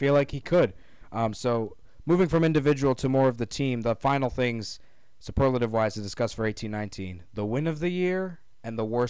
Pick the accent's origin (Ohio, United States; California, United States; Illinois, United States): Ohio, United States; Columbus; moved away as an adult; now in Champaign, United States; growing up in Columbus as an Ohio State fan.